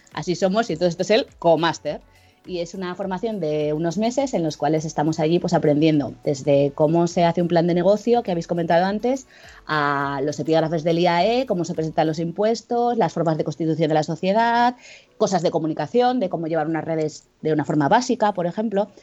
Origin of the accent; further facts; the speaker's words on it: Jaca, Aragon, Spain; now in Zaragoza, Spain; soy, soy de Jaca, no sé si conocéis, que es un pueblo chiquitito en Huesca, pero me vine a Zaragoza